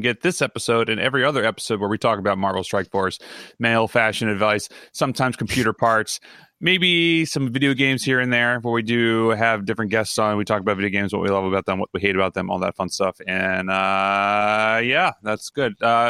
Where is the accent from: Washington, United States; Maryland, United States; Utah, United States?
Maryland, United States; Baltimore; accent: Baltimore; moved away; also born or lived in New York; I have like a Baltimore accent with like mixed in with from living in New York for like nine years.